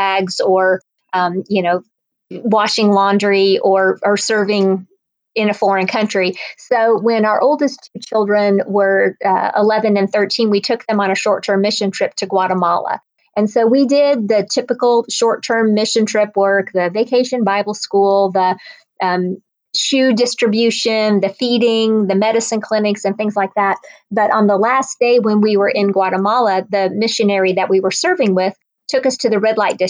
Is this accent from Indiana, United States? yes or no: yes; Northwest Indiana, United States; moved away as an adult; also born or lived in Ohio; now in Atlanta, United States; I grew up in Northwest Indiana, a Midwestern girl